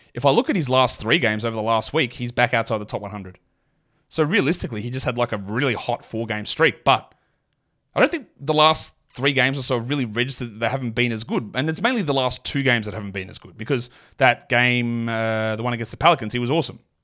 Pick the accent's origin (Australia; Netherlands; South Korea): Australia; accent: Australian; my natural Australian accent